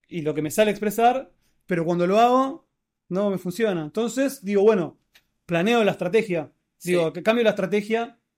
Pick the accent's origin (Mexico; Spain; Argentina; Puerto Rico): Argentina; somos argentinos